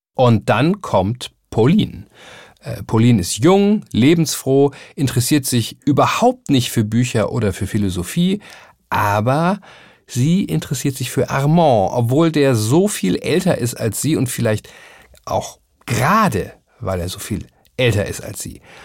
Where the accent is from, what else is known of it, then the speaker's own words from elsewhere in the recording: Hamburg, Germany; ein bisschen beschnacken, wie man bei uns in Hamburg sagen würde